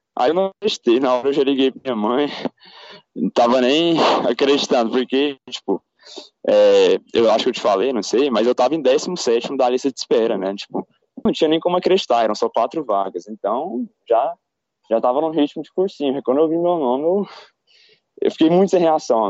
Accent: Goiânia, Goiás, Brazil; moved away as an adult; also born or lived in Brasília; now in São Paulo, Brazil; eu sou de Goiânia, é, nasci em Brasília

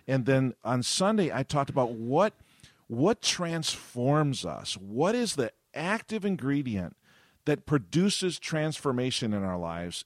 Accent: Avon, New York, United States; my hometown of Avon, New York

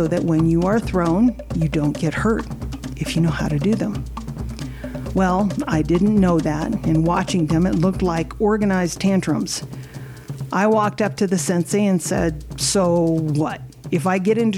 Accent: Midwest, United States; I grew up in the Midwest, I didn't have a traditional halau

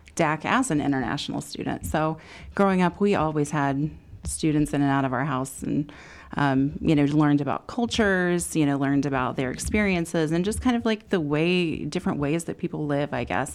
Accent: Danville, United States; born and raised in Danville

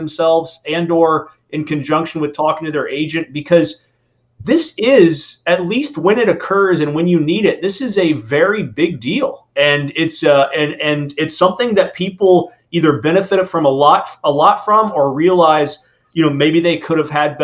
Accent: Indiana, United States; now in Florida, United States; I grew up in the Midwest in Indiana, hunting and fishing

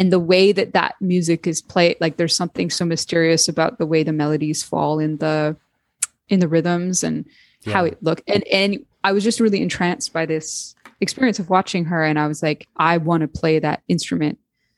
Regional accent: Canada; We're both from Canada.

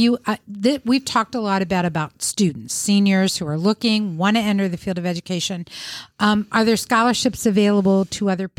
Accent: Ohio, United States; I'm from Ohio.

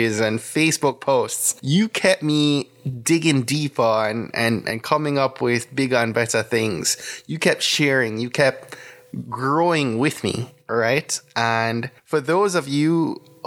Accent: Jamaica; now in United States; a Jamaican born migrant and someone who's been a US citizen for the last 15 years

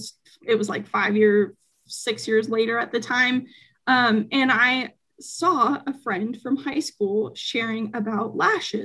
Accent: Spokane, Washington, United States; also born or lived in Seattle, Washington; my hometown, Spokane, Washington

